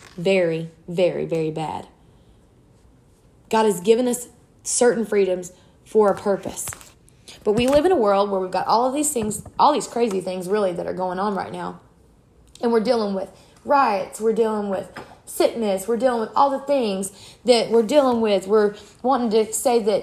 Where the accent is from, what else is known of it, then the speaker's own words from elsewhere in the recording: South Louisiana, United States; I was raised in South Louisiana.